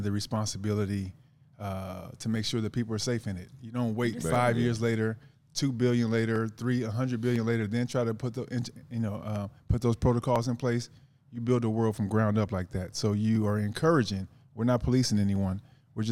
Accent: Los Angeles, California, United States; I grew up in South Central off of 48th and Vermont

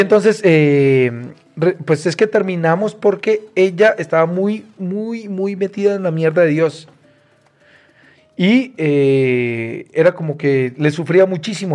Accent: Cúcuta, Norte de Santander, Colombia; moved away as an adult; now in Mexico; Soy cucuteño

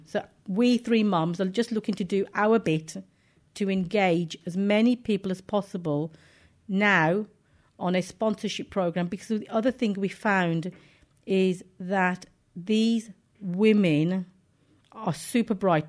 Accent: Wolverhampton, West Midlands, United Kingdom; I was born in Wolverhampton

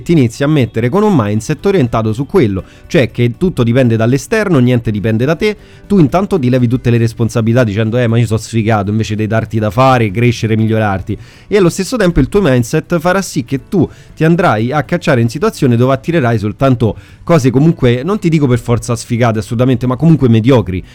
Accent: Rome, Lazio, Italy; io so De Roma

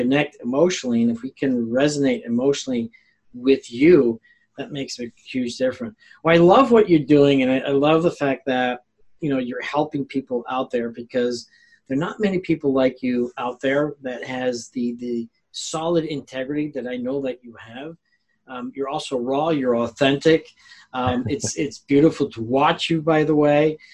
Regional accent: Mexico; moved away; I grew up in Mexico

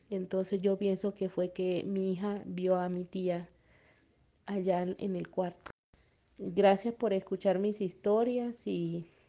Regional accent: Colombia; Buenos días, eh, soy de Colombia y quisiera compartir que a mi hija le han pasado varias cositas desde que era bebé.

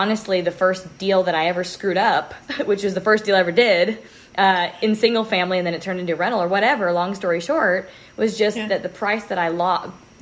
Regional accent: Pacific Northwest, United States; growing up in the Northwest, Pacific Northwest

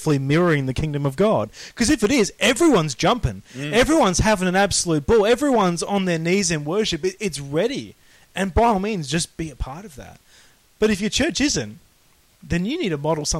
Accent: Australia; we're Australian

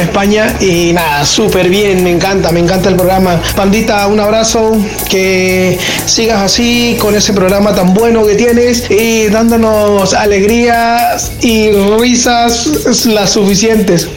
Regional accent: Venezuela; now in Valencia, Spain; Yo soy latino, soy de Venezuela

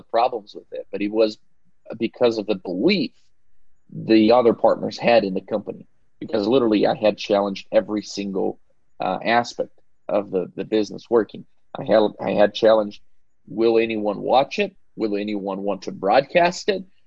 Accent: Belo Horizonte, Minas Gerais, Brazil; moved away as an adult; also born or lived in Pasadena; I grew up in Belo Horizonte

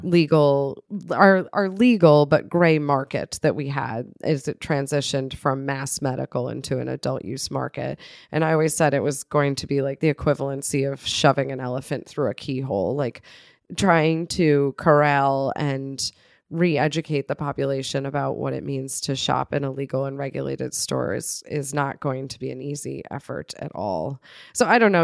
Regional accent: north of Buffalo, New York, United States; moved away; my hometown, which is in It's north of Buffalo, which is not yet Canada

